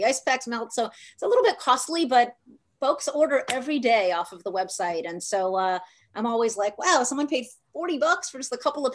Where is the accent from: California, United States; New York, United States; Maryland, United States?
New York, United States; moved away; I come from New York